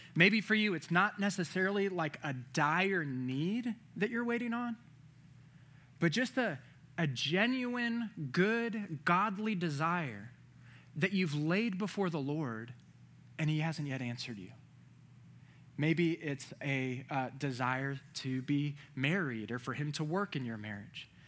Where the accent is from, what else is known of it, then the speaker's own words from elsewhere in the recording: Virginia, United States; moved away; I'm from Virginia